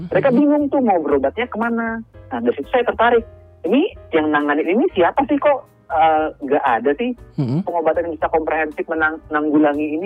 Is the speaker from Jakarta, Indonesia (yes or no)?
no; Banjarmasin, South Kalimantan, Indonesia; saya asalnya dari Kalimantan Selatan ya